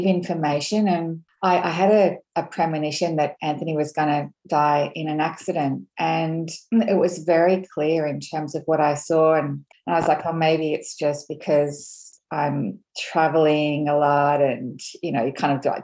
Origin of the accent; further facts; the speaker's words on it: Australia; I'm Scottish, Australian, and so I have that strong sort of Celtic heritage